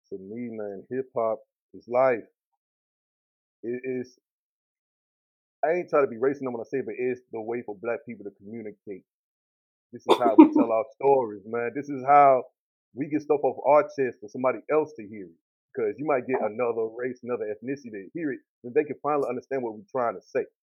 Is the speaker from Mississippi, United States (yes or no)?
yes; Columbus, Mississippi, United States; Mississippi, man, it's dope. I mean, country way of life, man. Everything was simple, a little bit slower than the rest of the country, but that's how we was brought up.